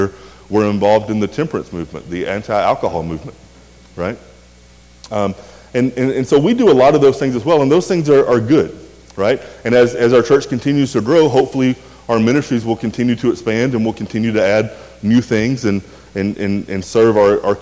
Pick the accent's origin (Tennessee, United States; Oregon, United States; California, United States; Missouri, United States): Tennessee, United States; rural West; I grew up in a small, really small town in a kind of a farming community in rural West Tennessee